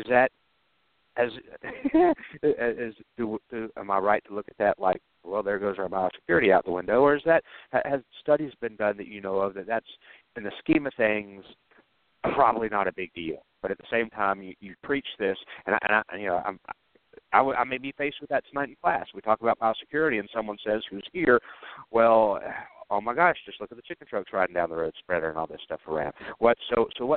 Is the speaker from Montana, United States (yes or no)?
no; Georgia, United States; my home state of Georgia